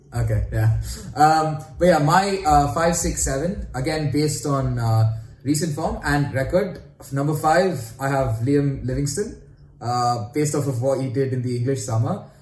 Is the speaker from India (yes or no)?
yes; India; being Indian